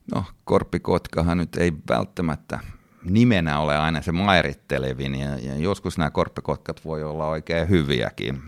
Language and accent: Finnish; Finland; moved away; also born or lived in United States